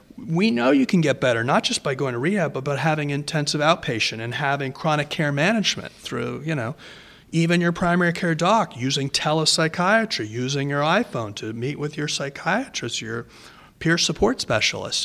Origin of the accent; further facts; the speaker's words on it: Rhode Island, United States; I'm from Rhode Island